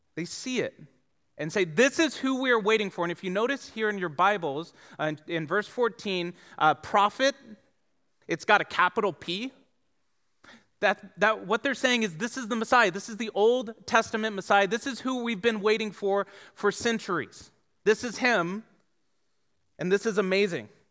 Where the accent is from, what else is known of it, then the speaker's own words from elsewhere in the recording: Tucson, Arizona, United States; also born or lived in San Diego; I grew up here in Tucson